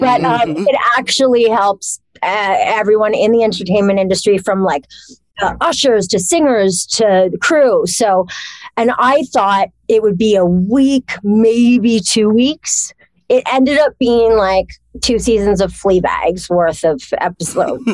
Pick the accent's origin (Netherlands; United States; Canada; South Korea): Canada; Toronto, Ontario; moved away; also born or lived in Montreal, Quebec; I was grew up in Toronto. Well, I was born in Montreal. I moved to Toronto for a while.